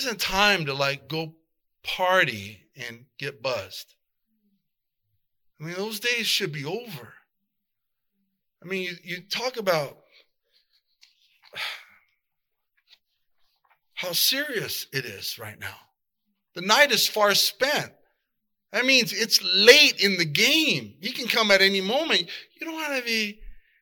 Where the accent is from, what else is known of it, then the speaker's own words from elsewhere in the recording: South El Monte, California, United States; I grew up in South Del Monte